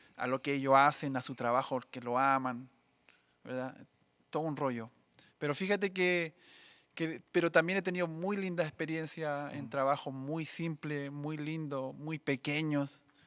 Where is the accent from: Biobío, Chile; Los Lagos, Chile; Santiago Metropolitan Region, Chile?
Biobío, Chile; Coronel; moved away as an adult; also born or lived in Saltillo, Mexico; nací en Coronel